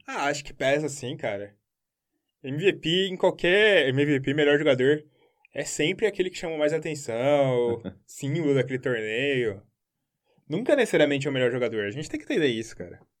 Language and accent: Portuguese; Brazil; A gente é brasileiro